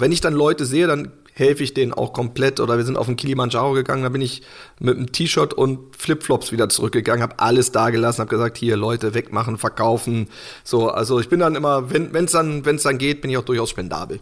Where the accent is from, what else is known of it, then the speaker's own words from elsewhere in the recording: Hanover, Lower Saxony, Germany; der halt in Hannover war und wo ich halt auch, wo ich herkomme